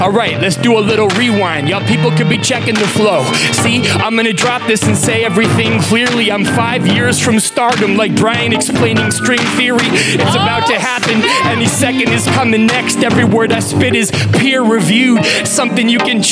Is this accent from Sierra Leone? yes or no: no; Western Canada, Canada; I'm from Western Canada